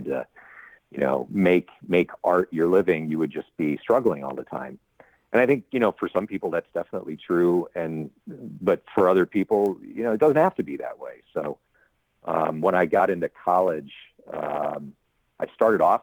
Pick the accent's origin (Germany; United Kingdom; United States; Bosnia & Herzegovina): United States; Chicago, Illinois; Born and raised in the Chicago suburbs and then moved to the city as a grown up